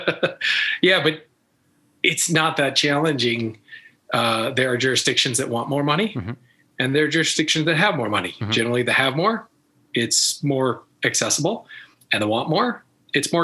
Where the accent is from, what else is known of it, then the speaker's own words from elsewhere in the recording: United States; I'm American born